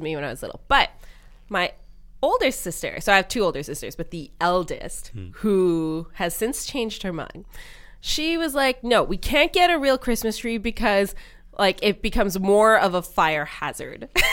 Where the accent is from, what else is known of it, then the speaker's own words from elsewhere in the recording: Montreal, Quebec, Canada; I was born in Canada, so I was the only one born in Montreal.